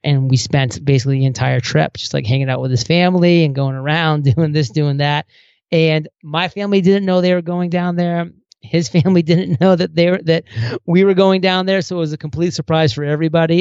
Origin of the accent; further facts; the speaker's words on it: small town Maine, United States; small town Maine, that I went to a small college